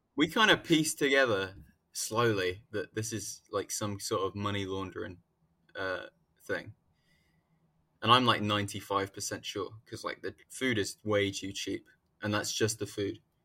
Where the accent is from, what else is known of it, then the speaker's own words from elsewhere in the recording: United Kingdom; The U K